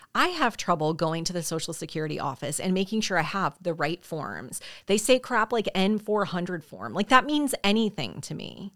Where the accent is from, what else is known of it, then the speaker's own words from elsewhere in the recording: South Carolina, United States; my home state of South Carolina